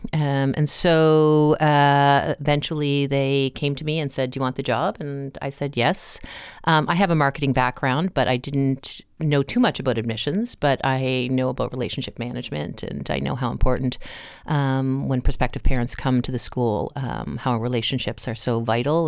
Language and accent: English; Cape Breton, Nova Scotia, Canada; moved away; I'm from Cape Breton originally